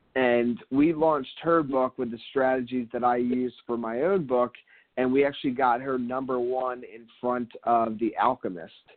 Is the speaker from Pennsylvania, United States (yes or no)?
yes; Philadelphia, Pennsylvania, United States; now in Miami, United States; I'm originally from Philadelphia. And now I live down here in Miami